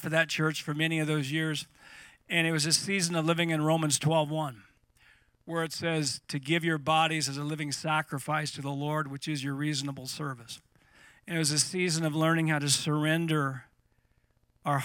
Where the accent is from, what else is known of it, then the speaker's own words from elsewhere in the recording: Eureka, California, United States; now in Redding, United States; I grew up in North Coast of California near Eureka in Redwood Tree Country.